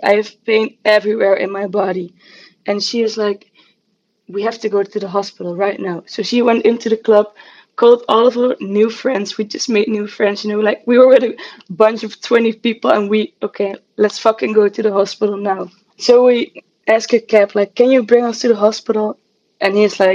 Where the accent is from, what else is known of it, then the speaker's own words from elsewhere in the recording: Netherlands; also born or lived in Amsterdam; I'm from the Netherlands and I live in Amsterdam